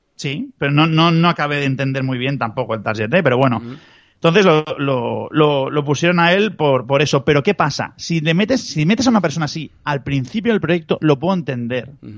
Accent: Barcelona, Catalonia, Spain; yo, soy de Barcelona

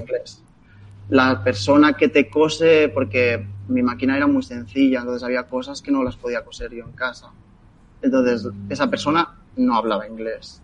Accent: Sabadell, Catalonia, Spain; soy de Sabadell

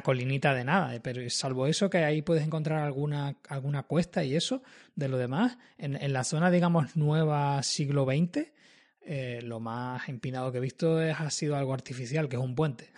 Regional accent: Madrid, Community of Madrid, Spain; moved away; yo que vengo de Madrid

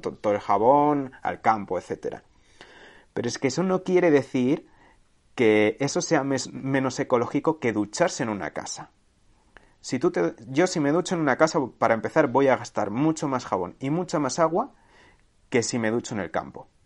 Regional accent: Segovia, Castile and León, Spain; mi pueblo de Segovia

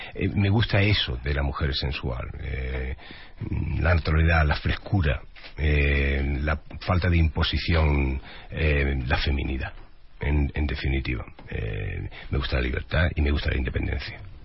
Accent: Málaga, Andalusia, Spain; accent: Andalusian; moved away; Yo soy de Málaga, Marbella es un pueblo de la provincia de Málaga.

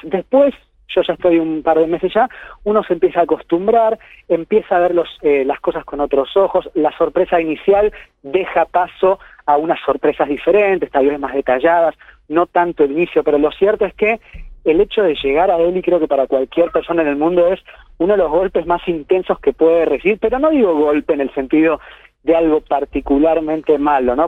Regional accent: Argentina; moved away as an adult; now in Kerala, India; soy argentino

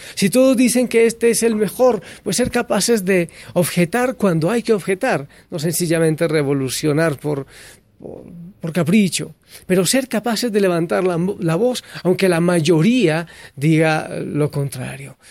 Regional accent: Colombia; el país en el que yo nací, en Colombia

